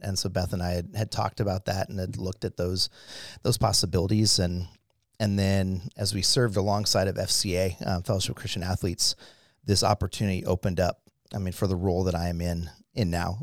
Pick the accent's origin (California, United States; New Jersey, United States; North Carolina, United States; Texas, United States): California, United States; Irvine; I grew up in Southern California in the, um, yeah, city of Irvine.